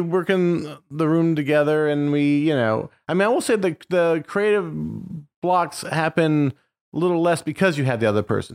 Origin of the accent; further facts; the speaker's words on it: Indiana, United States; I'm from Indiana. My dad worked at a factory. My mom was a waitress